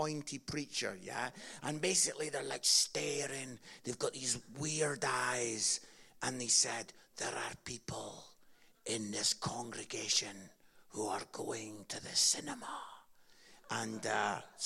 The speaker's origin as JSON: {"language": "English", "town": "Edinburgh", "region": "Scotland", "country": "United Kingdom", "tie": "born or raised there", "said": "I grew up in Edinburgh, Scotland"}